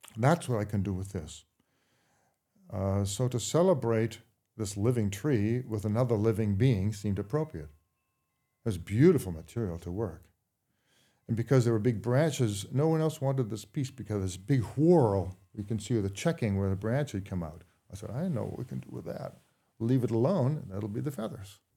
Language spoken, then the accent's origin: English; Brookline, Massachusetts, United States; also born or lived in Bath, Maine / Woolwich, Maine; now in Maine, United States; in Brookline, Mass